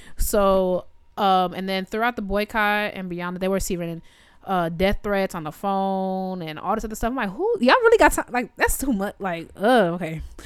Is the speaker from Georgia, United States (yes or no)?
no; Evanston, Illinois, United States; Evanston's where I'm from